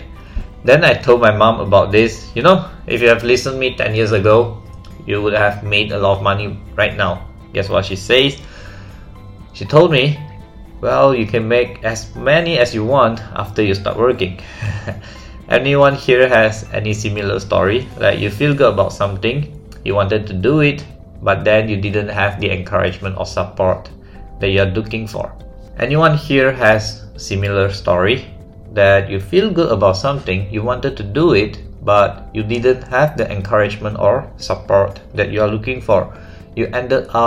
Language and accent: English; Malaysia; I am from Malaysia.